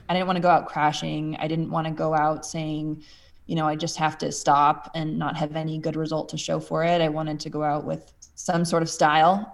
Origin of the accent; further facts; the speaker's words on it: Minnesota, United States; moved away; also born or lived in Colorado; I grew up in Minnesota